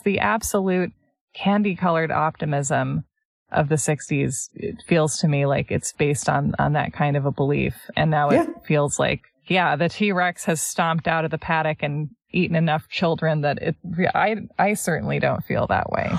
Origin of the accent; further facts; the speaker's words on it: United States; as Americans